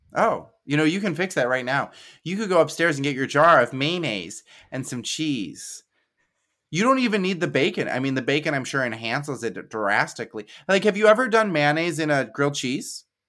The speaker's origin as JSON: {"language": "English", "region": "Midwest", "country": "United States"}